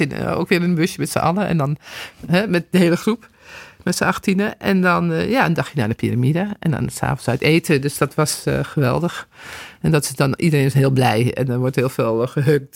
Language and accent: Dutch; Netherlands; als Nederlanders